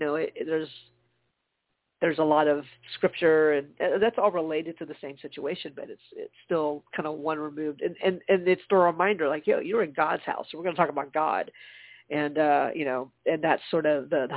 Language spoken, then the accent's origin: English; Charleston, South Carolina, United States; now in Atlanta, United States; my hometown is Charleston